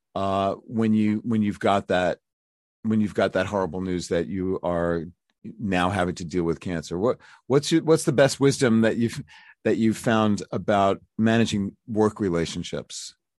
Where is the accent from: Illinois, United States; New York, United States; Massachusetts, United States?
New York, United States; New York City; I'm from Brooklyn.